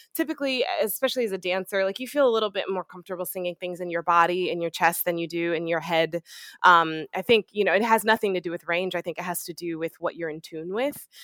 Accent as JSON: {"language": "English", "town": "Macon", "region": "Georgia", "country": "United States", "tie": "born or raised there", "also_born_or_lived": "Fayetteville, Georgia", "said": "born and raised in Macon, Georgia"}